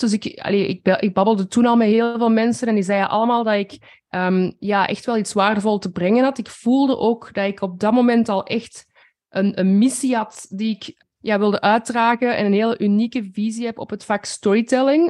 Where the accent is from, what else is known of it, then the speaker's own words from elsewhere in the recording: Flanders, Belgium; ik denk dat we als Vlamingen zeker een beetje bescheidener zijn